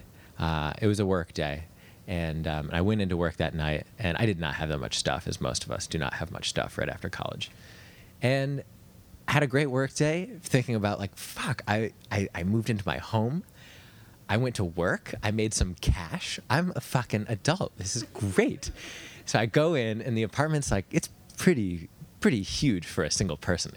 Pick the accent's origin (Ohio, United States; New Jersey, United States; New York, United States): New York, United States; I grew up in New York.